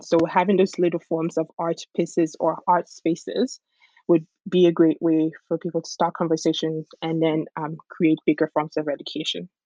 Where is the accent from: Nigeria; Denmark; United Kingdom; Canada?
Nigeria; my culture of being a Nigerian and being a Yoruba person